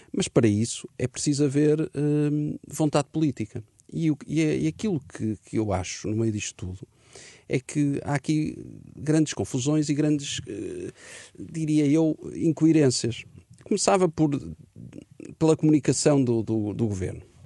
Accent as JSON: {"language": "Portuguese", "country": "Portugal", "said": "nós portugueses"}